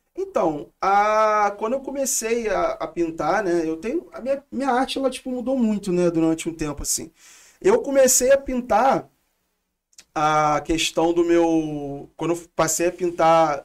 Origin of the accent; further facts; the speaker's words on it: Rio de Janeiro, Brazil; Vem de Realengo, da zona oeste, sou cria mesmo de lá. E moro ainda